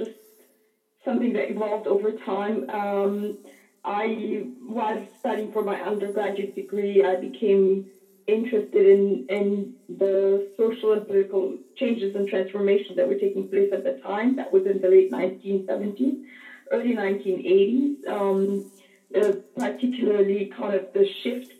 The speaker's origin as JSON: {"language": "English", "town": "Cairo", "region": "Cairo Governorate", "country": "Egypt", "tie": "born or raised there", "said": "at the American University in Cairo, where I grew up."}